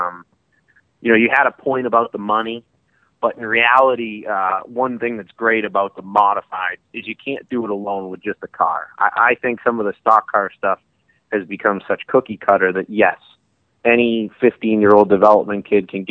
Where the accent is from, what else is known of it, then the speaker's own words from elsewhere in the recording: New Hampshire, United States; back to Loudoun, New Hampshire, my home state